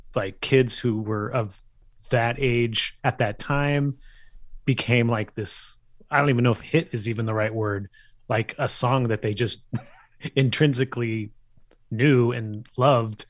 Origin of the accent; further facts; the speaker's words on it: Bay Area, California, United States; I'm from the Bay Area